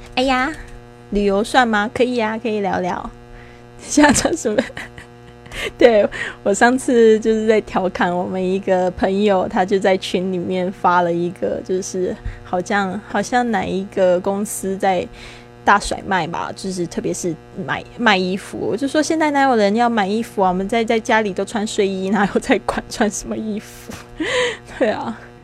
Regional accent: Taiwan; also born or lived in Spain; 我是台湾人

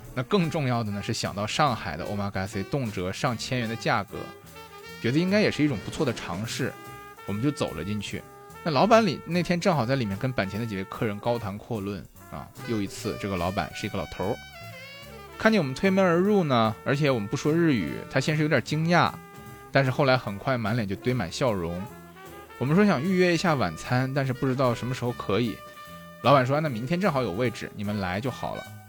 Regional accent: China; first language Chinese; also born or lived in Shanghai; 我们中国人

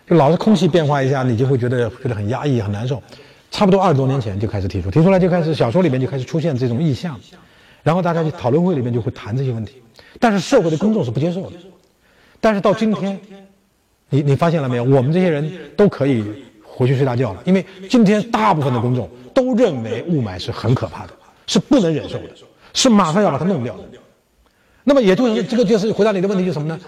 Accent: China; 我们中国人

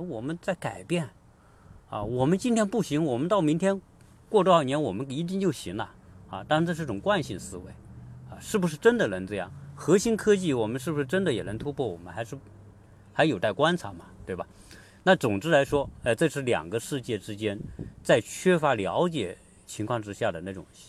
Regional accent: China; 作为一个中国人

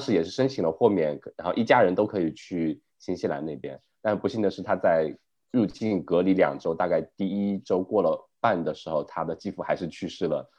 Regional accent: China; now in Melbourne, Australia; 它现在是相当于是从我们国内之前的一个清零的状态

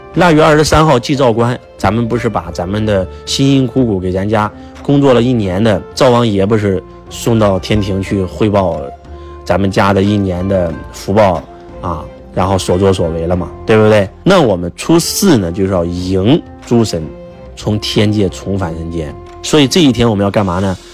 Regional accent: China; 我们中国人

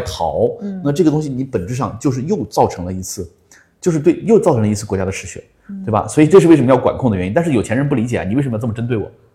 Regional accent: Hunan, China; 我说湖南人

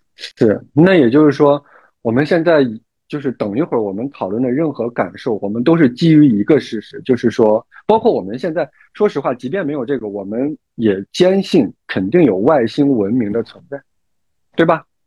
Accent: China; 作为中国人，尤其是这种华夏儿女啊

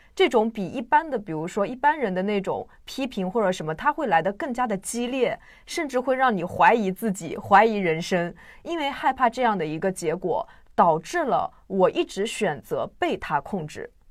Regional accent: China; 对于我们中国人而言，就是彼此干涉实在是太多了

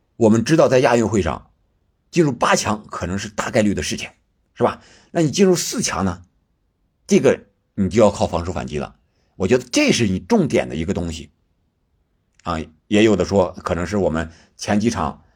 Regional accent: China; 我们中国人

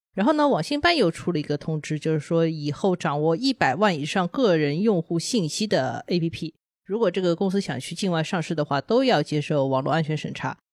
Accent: China; 我们都是中国人呢

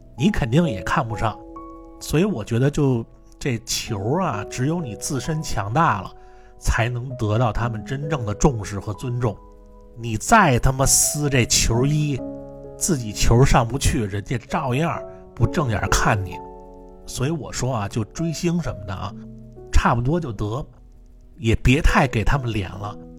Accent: Beijing, China; moved away; also born or lived in Manchester; 我一般我要说我是北京人，他们都不知道北京在哪儿

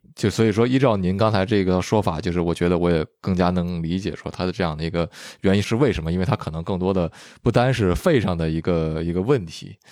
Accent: northern China, China; moved away; also born or lived in Vancouver, Canada; 我就说是北方

